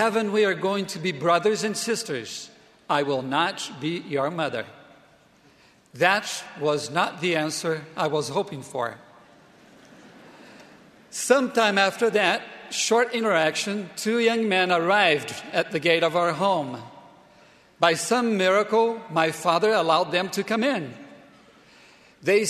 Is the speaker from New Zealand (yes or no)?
no; Brazil; moved away as an adult; also born or lived in Provo, Utah; my home country, Brazil